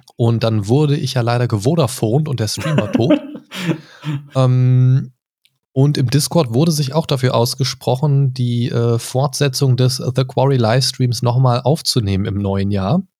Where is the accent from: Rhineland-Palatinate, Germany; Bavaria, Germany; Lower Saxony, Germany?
Lower Saxony, Germany; Göttingen; moved away; Ich komme ursprünglich auch aus äh, jetzt keiner Großstadt, aber Universitätsstadt Göttingen.